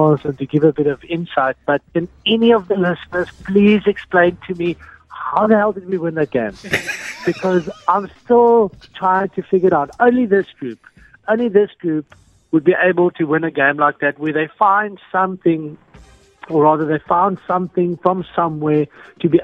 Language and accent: English; South Africa